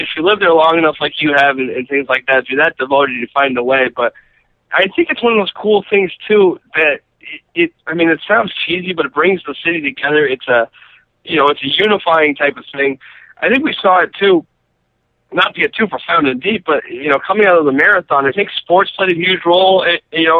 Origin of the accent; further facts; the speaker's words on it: Western Massachusetts, United States; I'm from Western Mass